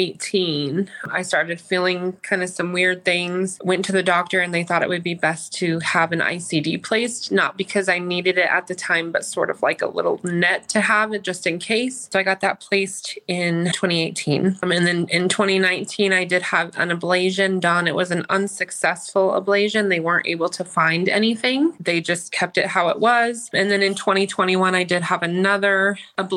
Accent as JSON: {"language": "English", "town": "Denver", "region": "Colorado", "country": "United States", "said": "I'm from Denver, Colorado"}